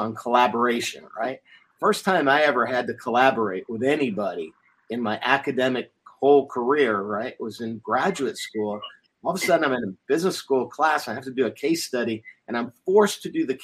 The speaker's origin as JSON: {"language": "English", "country": "United States", "said": "I was the Yank. I was the guy that was the outsider and different and had funny accents, and I was stereotyped for being American"}